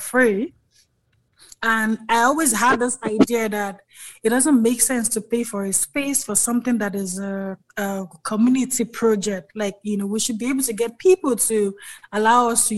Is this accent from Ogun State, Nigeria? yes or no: no; Lagos, Nigeria; moved away as an adult; now in Kigali, Rwanda; we grew up in Lagos, that's why we all went to school, primary, secondary, before my dad retired and decided to go back to his village.